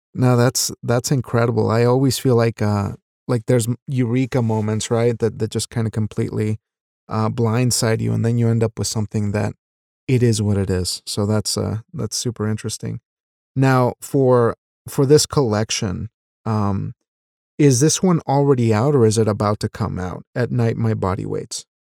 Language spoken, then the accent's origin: English; Wyoming, United States; also born or lived in Mexico; I'm a Mexican raised in Wyoming. So we moved from Mexico when I was ten years old